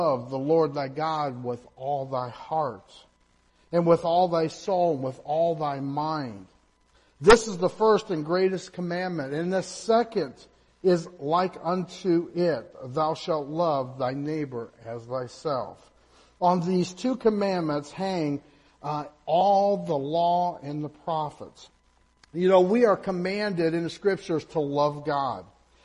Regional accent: Indiana, United States; I am from Indiana

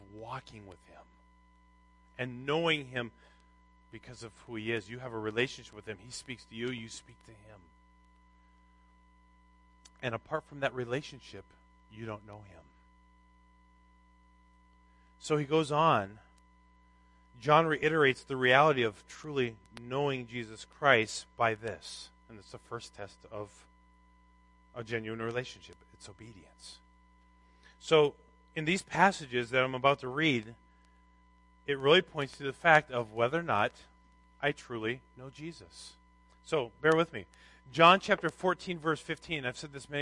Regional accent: Minnesota, United States; I grew up in Minnesota

